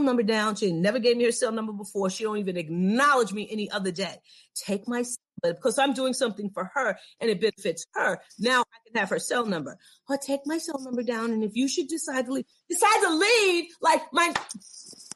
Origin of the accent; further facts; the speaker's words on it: New York, United States; moved away; I'm from New York